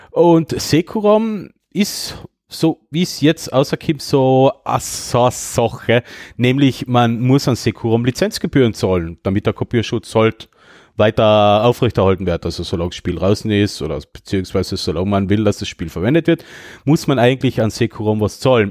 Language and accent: German; Döllach, Carinthia, Austria; bei uns in Döllach